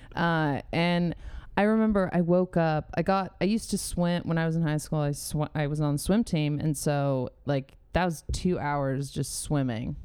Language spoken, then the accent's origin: English; San Diego, California, United States; moved away as an adult; now in Los Angeles, United States; I'm from San Diego